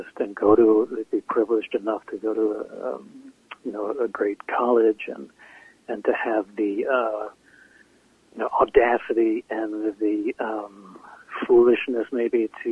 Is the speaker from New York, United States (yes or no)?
yes; Scarsdale, New York, United States; born or raised there; moved away